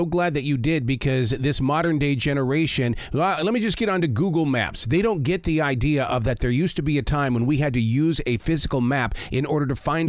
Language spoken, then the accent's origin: English; Billings, Montana, United States; moved away; also born or lived in Pacific Northwest; I grew up in Billings, Montana, where we had the sandstone cliffs. They called them the rims.